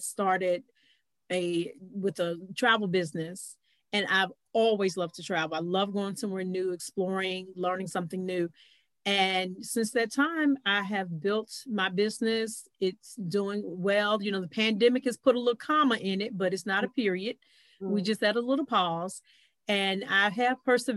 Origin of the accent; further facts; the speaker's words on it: North Carolina, United States; now in Atlanta, United States; I'm originally from North Carolina